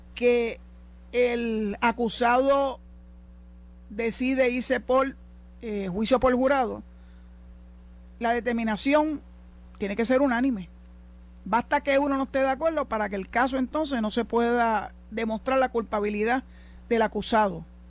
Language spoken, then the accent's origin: Spanish; Puerto Rico